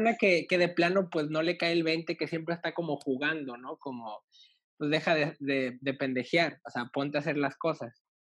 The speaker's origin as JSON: {"language": "Spanish", "region": "northern Mexico", "country": "Mexico", "moved": "yes", "said": "yo soy obviamente de México, pero yo soy del norte. Entonces, de donde soy no, no, no tiembla"}